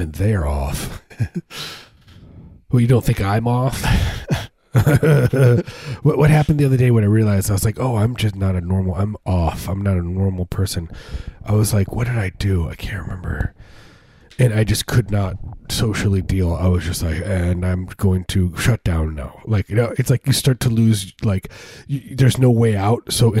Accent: suburbs of Chicago, Illinois, United States; moved away; I grew up in the Midwest. I grew up, you know, suburbs of Chicago

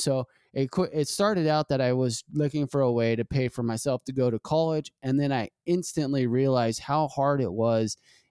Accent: Ritchie, United States; I grew up in Ritchie. I saw a lot of stuff go down in Ritchie.

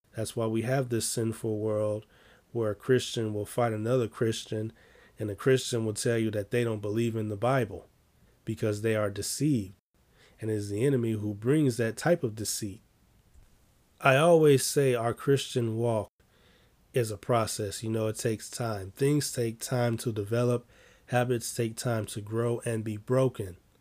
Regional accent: Chicago, Illinois, United States; I'm from Chicago

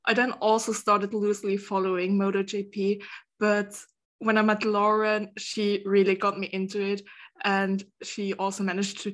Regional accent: Luxembourg; I'm from Luxembourg

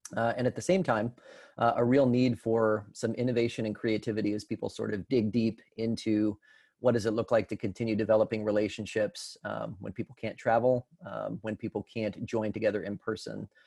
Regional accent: Colorado, United States; moved away as an adult; now in Tennessee, United States; I come from Colorado originally

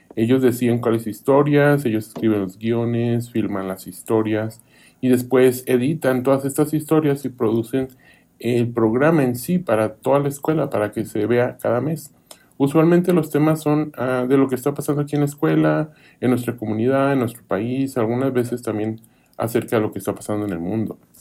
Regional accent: Kansas, United States; moved away as an adult; also born or lived in Arkansas / Sweden; now in Eagle County, United States; en Kansas, de donde yo soy

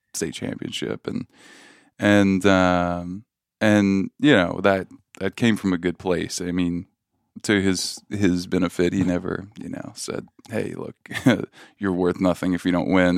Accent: Louisiana, United States; I grew up in Louisiana

